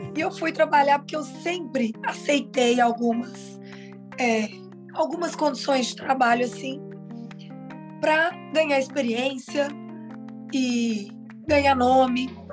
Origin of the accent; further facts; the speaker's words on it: Uberlândia, Minas Gerais, Brazil; eu sou de Uberlândia, meus pais são de Uberlândia